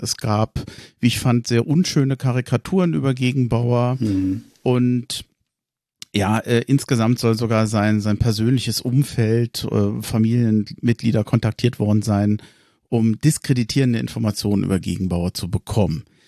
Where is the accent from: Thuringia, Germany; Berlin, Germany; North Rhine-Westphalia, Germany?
Berlin, Germany; moved away as an adult; now in Hesse, Germany; gebürtiger Tempelhofer, 25 Jahre lang in Berlin gewohnt, jetzt in Hessen